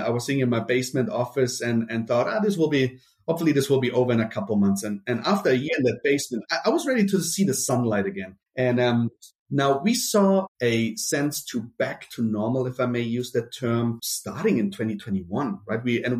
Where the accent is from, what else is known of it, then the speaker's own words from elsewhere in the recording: Germany; accent: German; also born or lived in Brazil; Then we moved to Germany. That's where I got my accent from. You know, once you have a German accent, you have a German accent.